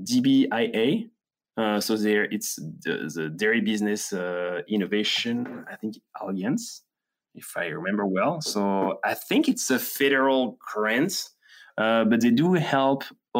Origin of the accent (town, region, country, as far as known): France; now in Wisconsin, United States